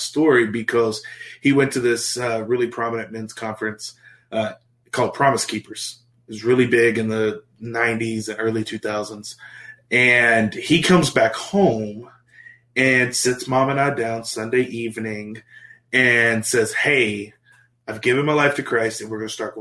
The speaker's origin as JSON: {"language": "English", "town": "West Monroe", "region": "Louisiana", "country": "United States", "tie": "born or raised there", "also_born_or_lived": "Oklahoma", "moved": "as an adult", "said": "grew up in small town Louisiana. If your listeners, watchers have heard of Duck Dynasty, that's my hometown"}